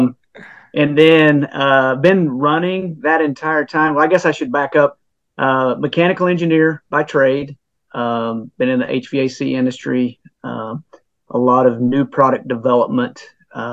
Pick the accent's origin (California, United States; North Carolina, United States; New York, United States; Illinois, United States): North Carolina, United States; Western; moved away as an adult; also born or lived in Orlando, Florida / Colorado; now in Georgia, United States; I grew up in Western North Carolina.